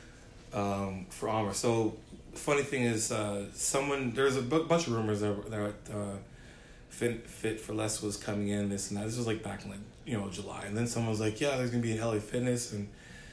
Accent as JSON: {"language": "English", "region": "Ontario", "country": "Canada", "moved": "yes", "lives_now": "Dartmouth, Canada", "said": "I'm from Ontario"}